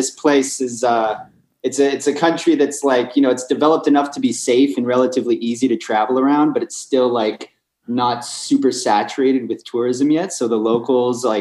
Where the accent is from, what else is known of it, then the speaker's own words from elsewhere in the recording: San Ramon, California, United States; moved away as an adult; now in Georgia; San Ramon shout out. That's actually my hometown